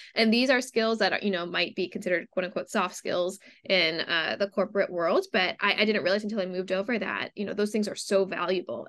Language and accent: English; Cleveland, Ohio, United States; now in New York City, United States; growing up in Cleveland, Ohio, we had a really, really big theater scene